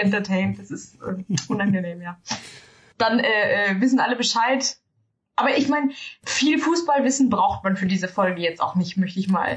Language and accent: German; Germany; als Deutsche